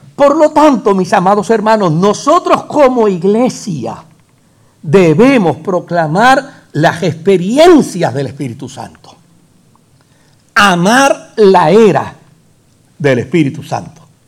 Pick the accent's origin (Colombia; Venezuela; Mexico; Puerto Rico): Puerto Rico; El jíbaro nuestro